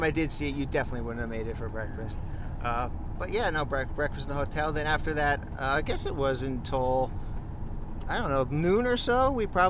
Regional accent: New Jersey, United States; I'm from New Jersey

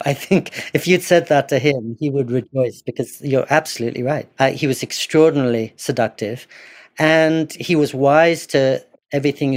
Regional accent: England, United Kingdom; I grew up in English boarding schools, a 15th century boarding school in particular

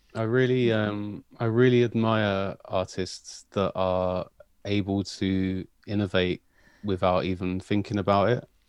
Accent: London, United Kingdom; I'm from South London

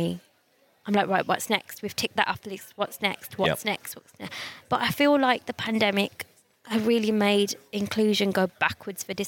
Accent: Birmingham, West Midlands, United Kingdom; people ask me where I'm from and I say Birmingham

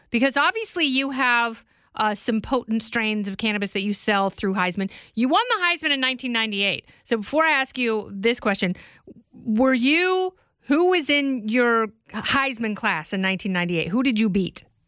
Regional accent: Oregon, United States; I grew up in Oregon

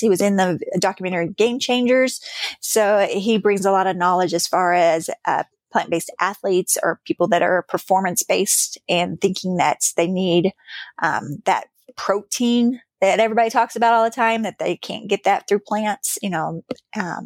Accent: Missouri, United States; I am from Missouri myself

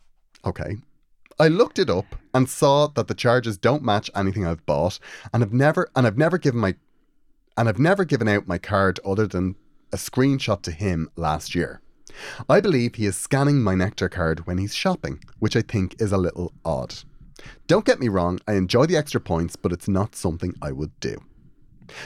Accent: Carrickfergus, Northern Ireland, United Kingdom; Also, I'm from Carrickfergus, Green Island.

